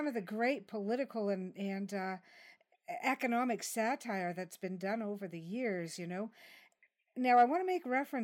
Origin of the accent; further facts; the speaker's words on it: Canada; I'm Canadian